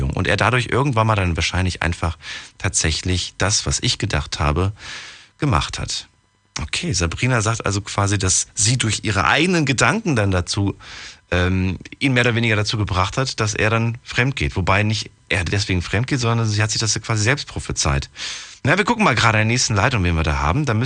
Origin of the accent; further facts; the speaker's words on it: Oberwesel, Rhineland-Palatinate, Germany; Hi, äh, ich komme aus Oberwesel.